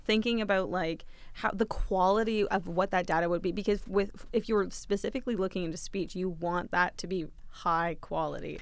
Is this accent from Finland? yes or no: no; Dresden, Ontario, Canada; now in London, Canada; my hometown of Dresden, Ontario, with three thousand people